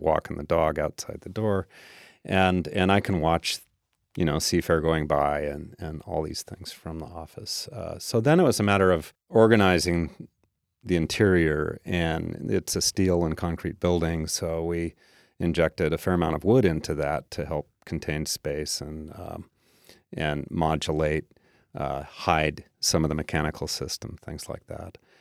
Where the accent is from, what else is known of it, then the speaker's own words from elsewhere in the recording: Tacoma, Washington, United States; I grew up mostly in Tacoma